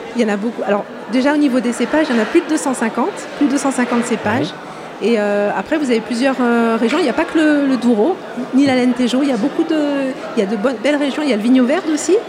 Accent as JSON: {"language": "French", "town": "Marseille", "region": "Provence-Alpes-Côte d'Azur", "country": "France", "tie": "born or raised there", "moved": "yes", "lives_now": "Dijon, France", "said": "j'ai grandi à Marseille"}